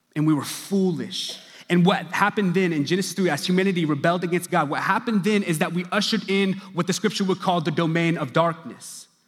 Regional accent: Stillwater, Oklahoma, United States; now in Dallas, United States; I grew up in Stillwater, Oklahoma

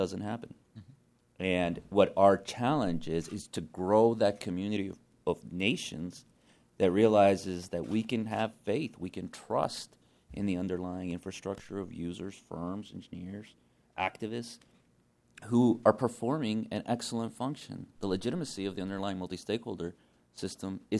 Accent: Orlando, Florida, United States; I grew up in Orlando

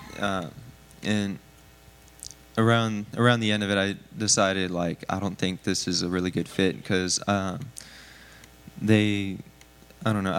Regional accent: San Antonio, Texas, United States; also born or lived in Converse, Texas; I was born in San Antonio, so I'm not super far from home

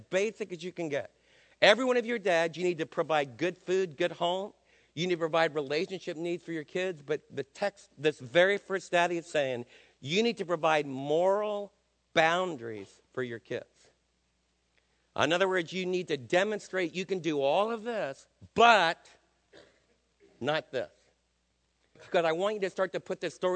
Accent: United States; as American dads

